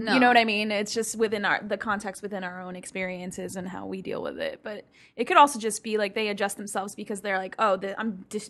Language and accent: English; New York City, New York, United States; I am from New York City